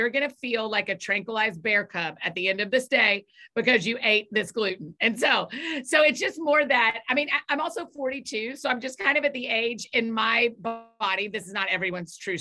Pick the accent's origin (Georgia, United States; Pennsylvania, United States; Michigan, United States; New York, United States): Georgia, United States; Atlanta; moved away as an adult; now in Nashville, United States; I grew up in Atlanta, but I have been in Nashville for about 14 years